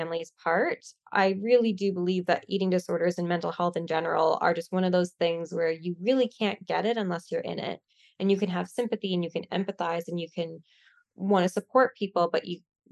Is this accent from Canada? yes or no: yes; Canada; I'm from Canada